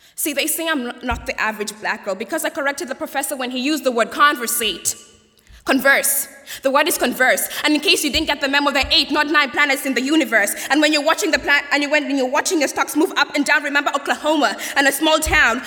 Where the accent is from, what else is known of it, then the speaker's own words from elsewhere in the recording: Kenya; accent: Queen's English; moved away as an adult; I'm an international student from Kenya